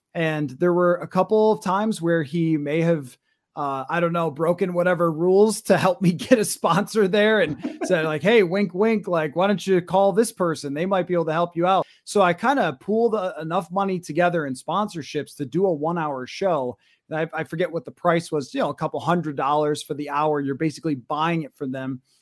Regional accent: western New York, United States; moved away as an adult; now in Minnesota, United States; I kinda grew up in a small town, maybe an hour outside of Rochester and Buffalo

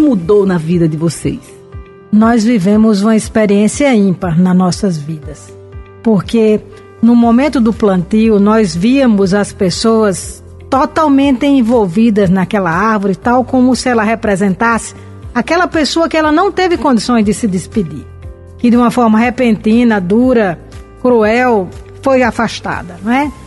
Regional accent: Brazil; na região de onde nós viemos, de onde eu vim, no Siridó

